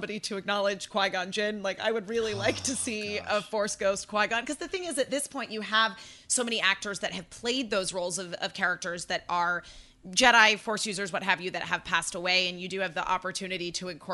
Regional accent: Connecticut, United States; moved away; That's where I'm from originally.

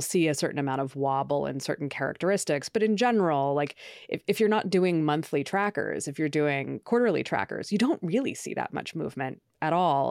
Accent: Oregon, United States; now in New York, United States; I'm originally from Oregon

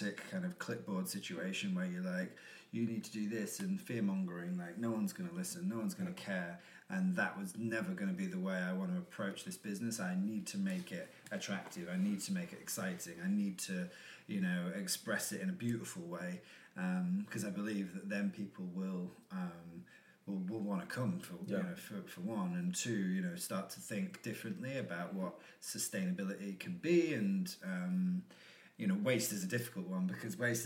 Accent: United Kingdom; also born or lived in Australia / Brighton / East London; now in London, United Kingdom; I'm from like South Yorkshire and North Nottinghamshire, but that never felt like home.

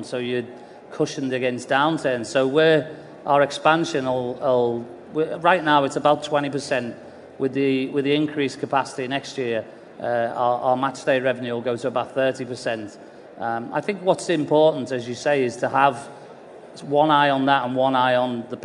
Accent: Liverpool, North West England, United Kingdom; I grew up in Liverpool, supporting Liverpool

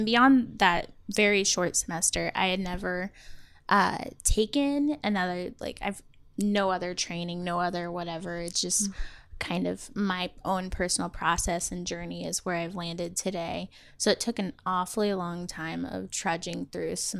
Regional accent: Wichita, Kansas, United States; I am here from Wichita, Kansas, and have been my whole life

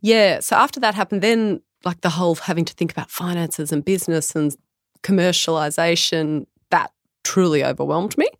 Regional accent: Tamworth, New South Wales, Australia; I'm born and bred Tamworth

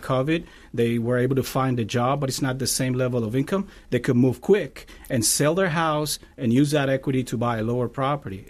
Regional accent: Cuba; moved away as an adult; now in Tampa, United States; I'm originally from Cuba, and I've been in the, in the States, uh, for twenty years.

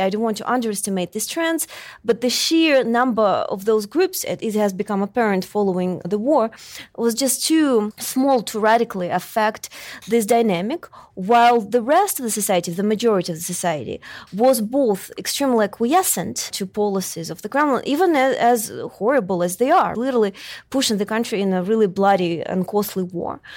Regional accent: Russia; moved away as an adult; now in United States; I'm from Russia originally, but I've been living in the United States for over twelve years

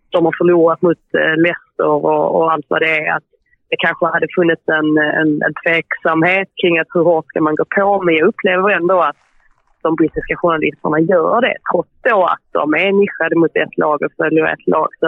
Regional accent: Sweden; moved away as an adult; now in England, United Kingdom; när man som svensk hör av sig

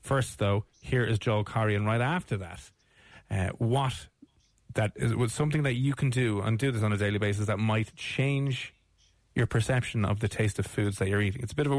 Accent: Ireland; We're Irish

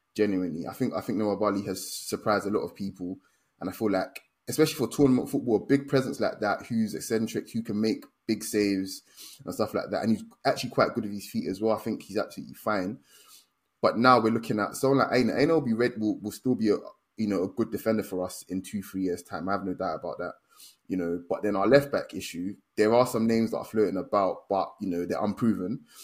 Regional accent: Nigeria; as a Nigerian

